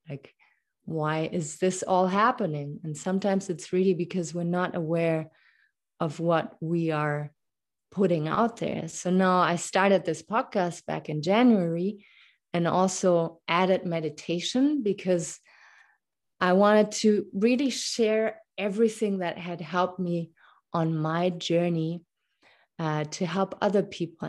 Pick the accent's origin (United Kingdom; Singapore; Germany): Germany; English is a second language; moved away as an adult; also born or lived in Munich; now in Canada; I was born and raised in Germany. That's why my, my little accent here when I speak English.